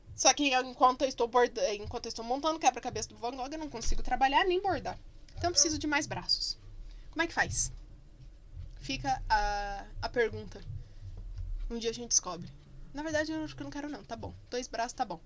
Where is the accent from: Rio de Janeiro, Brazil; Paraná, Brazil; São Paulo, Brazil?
Paraná, Brazil; Curitiba; also born or lived in Barbacena; sou curitibana, que a gente chama estojo de penal